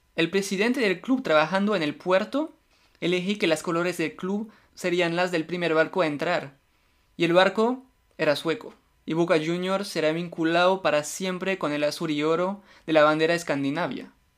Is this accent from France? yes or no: yes; France; Spanish is a second language; yo soy francés